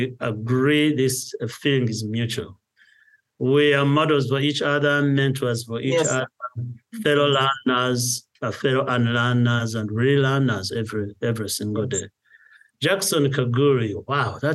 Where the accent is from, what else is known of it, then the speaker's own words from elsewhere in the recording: Nyakagyezi, Kanungu District, Western Region, Uganda; moved away as an adult; also born or lived in United States; Born and raised in Nyaka, went to school in those areas. I ended up in the United States studying.